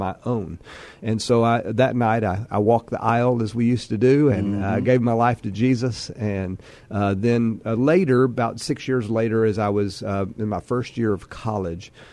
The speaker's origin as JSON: {"language": "English", "town": "Amarillo", "region": "Texas", "country": "United States", "tie": "born or raised there", "also_born_or_lived": "Lubbock, Texas", "moved": "as an adult", "lives_now": "San Antonio, United States", "said": "I grew up in Amarillo and went to Amarillo High School"}